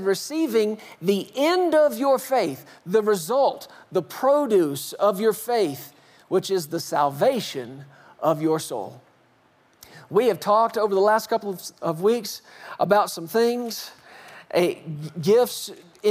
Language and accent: English; Fort Worth, Texas, United States; moved away as an adult; now in Colorado, United States; I grew up in the South. I grew up in Fort Worth, spent the first 39 and a half years of my life there till we moved to Colorado